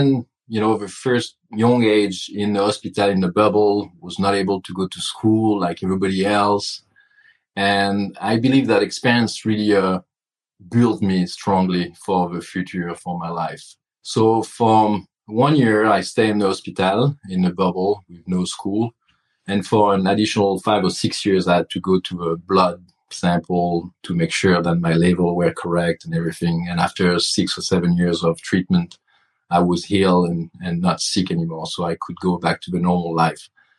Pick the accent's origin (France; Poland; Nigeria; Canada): France; Burgundy, Bourgogne-Franche-Comté; English is a second language; moved away as an adult; now in United States; I grew up in Burgundy